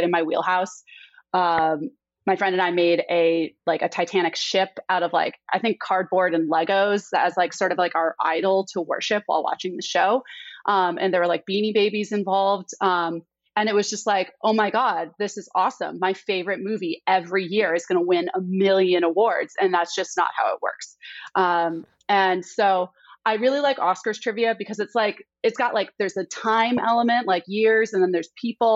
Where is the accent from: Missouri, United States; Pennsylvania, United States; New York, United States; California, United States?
New York, United States; now in Austin, United States; from New York, and I now live in Austin, Texas